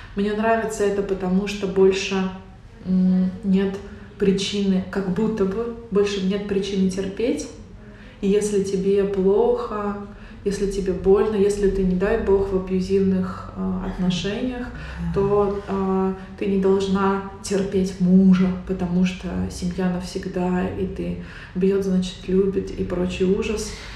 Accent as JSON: {"language": "Russian", "region": "Tatarstan", "country": "Russia", "tie": "born or raised there", "moved": "yes", "said": "я выросла и живу в Татарстане, у нас здесь есть некоторая специфика всего"}